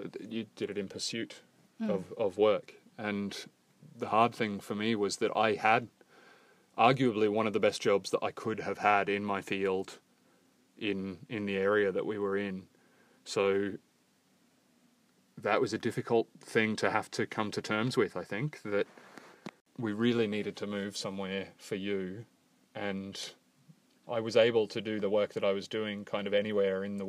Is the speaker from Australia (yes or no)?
yes; Australia; moved away as an adult; now in London, United Kingdom; I am Australian and was born in Australia